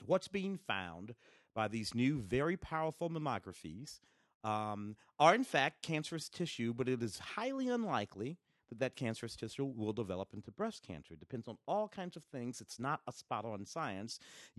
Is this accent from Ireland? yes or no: no; Tennessee, United States; born there; I was born in Tennessee. And you grow up going back there. We grew up in the city, but we were always going back down south.